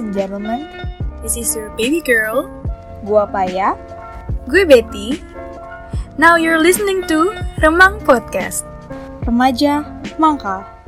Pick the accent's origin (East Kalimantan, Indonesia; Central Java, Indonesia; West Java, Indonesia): West Java, Indonesia; Bandung; sebagai anak Bandung ya, yang tinggal di mm -hmm. kota gitu